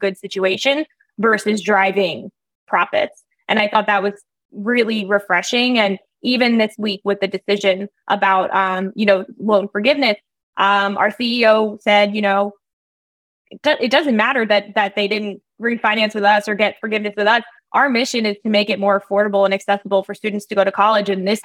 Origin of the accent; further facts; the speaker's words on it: New Jersey, United States; I grew up in New Jersey.